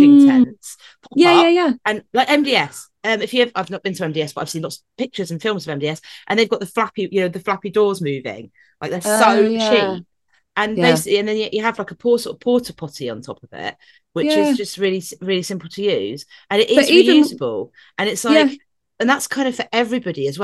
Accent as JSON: {"language": "English", "country": "United Kingdom", "said": "I'm British"}